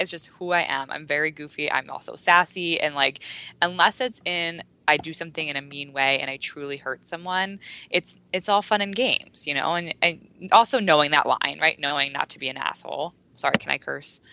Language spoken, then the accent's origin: English; United States; there's so many girls in America who I grew up